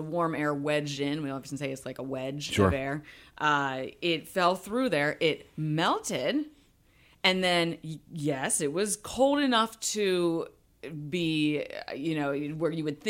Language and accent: English; Pittsburgh, Pennsylvania, United States; My father did that a lot with his beverages when we were growing up in Pittsburgh.